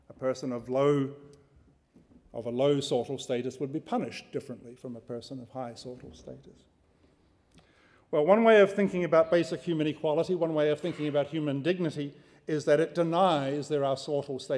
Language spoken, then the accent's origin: English; New Zealand; now in United States; I'm a New Zealander here under a temporary visa and living in the United States under a green card